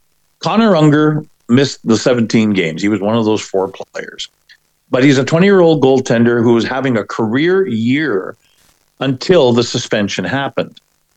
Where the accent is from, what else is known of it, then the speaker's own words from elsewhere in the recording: Winnipeg, Manitoba, Canada; now in Saskatoon, Canada; I am from Winnipeg. I'm thrilled to pieces that I can go back home and see my sisters when I visit and see friends of mine from back in the day, from before the time that I moved to Saskatoon